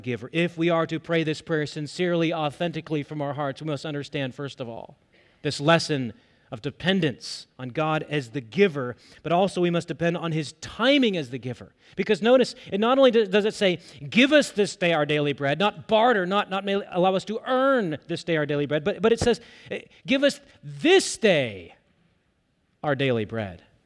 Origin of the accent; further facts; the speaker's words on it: United States; as American believers